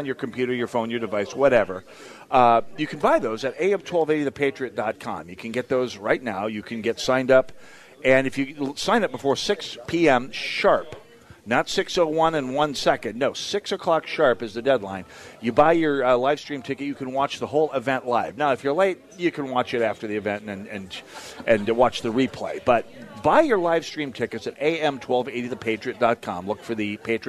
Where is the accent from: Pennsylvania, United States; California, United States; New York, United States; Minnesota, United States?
Minnesota, United States; St. Paul; I'm from St. Paul, where it's even more so